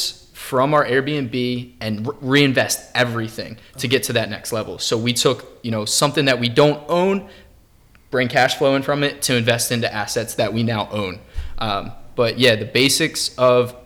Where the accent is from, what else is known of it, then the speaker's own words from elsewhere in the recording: Bucks County, Pennsylvania, United States; I'm 25, from Bucks County.